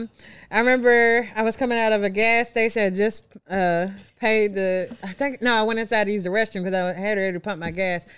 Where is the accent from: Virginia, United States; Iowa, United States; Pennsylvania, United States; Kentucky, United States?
Kentucky, United States; Louisville; moved away as an adult; now in Memphis, United States; I'm originally from Louisville, Kentucky, born and raised.